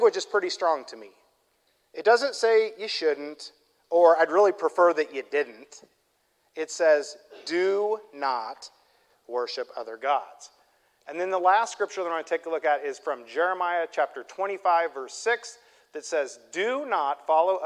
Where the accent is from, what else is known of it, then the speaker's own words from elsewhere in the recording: Midwest, United States; I'm from the Midwest